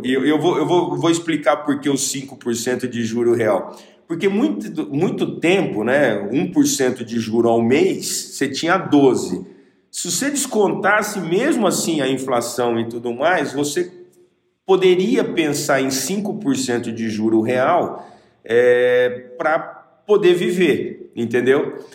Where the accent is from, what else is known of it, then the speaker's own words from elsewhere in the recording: Bauru, São Paulo, Brazil; eu sou de Bauru